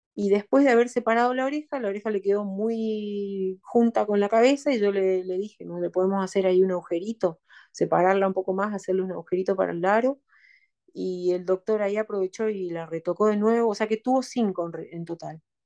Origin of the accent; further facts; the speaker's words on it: Argentina; moved away as an adult; now in Nanterre, France; me fui de Argentina a Francia